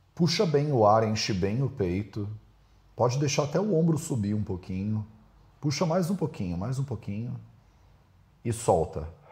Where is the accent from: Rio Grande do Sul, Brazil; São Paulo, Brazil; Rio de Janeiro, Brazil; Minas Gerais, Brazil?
Rio de Janeiro, Brazil; Eu tô aqui como carioca já